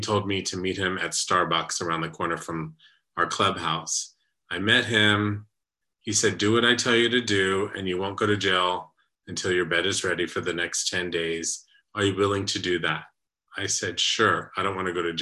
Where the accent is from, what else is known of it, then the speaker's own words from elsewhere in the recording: San Antonio, Texas, United States; San Antonio, Texas, my hometown